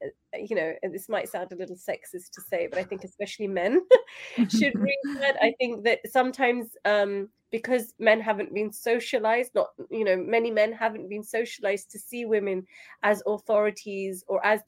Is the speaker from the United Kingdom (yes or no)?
yes; United Kingdom; So I'm in the UK, I'm British Pakistani, I have Pakistani heritage